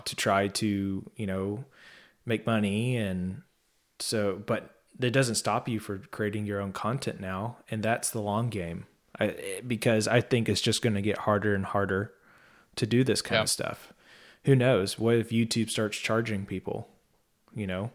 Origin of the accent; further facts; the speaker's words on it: Texas, United States; I am from Texas